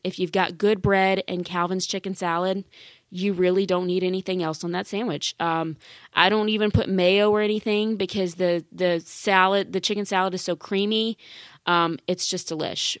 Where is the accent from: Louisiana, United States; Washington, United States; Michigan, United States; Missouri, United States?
Louisiana, United States; Baton Rouge; that is the name of, of my hometown. That's the name of the capital city of Louisiana